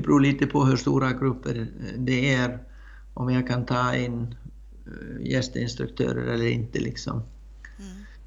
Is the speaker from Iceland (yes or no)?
yes; Iceland; Swedish is a second language; moved away as an adult; now in Sweden; jag kommer från Island, eh, från en eh, man kan säga hästfamilj, men växte upp med väldigt, ja, göra väldigt många olika saker som man som man brukade göra på Island